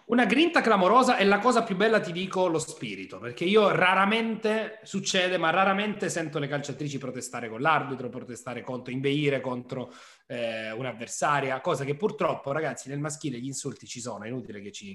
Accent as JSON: {"language": "Italian", "town": "Nardò", "region": "Apulia", "country": "Italy", "tie": "born or raised there", "said": "io sono nato a Nardò e sono neretino"}